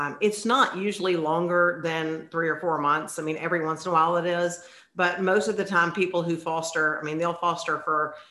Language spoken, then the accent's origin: English; Memphis, Tennessee, United States; moved away as an adult; also born or lived in Atlanta / Florida; I am from Memphis. I grew up in Memphis